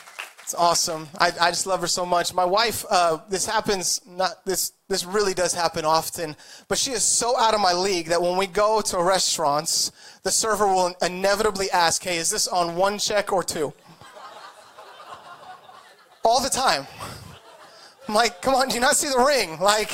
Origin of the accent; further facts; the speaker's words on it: Idaho, United States; moved away as an adult; also born or lived in California; now in Orange County, United States; I was born here. I moved there when I was very young. So I grew up in Idaho